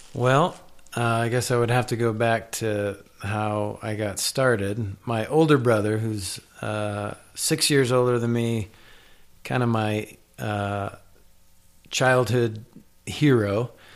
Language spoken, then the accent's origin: English; Iowa, United States; moved away; I grew up in Iowa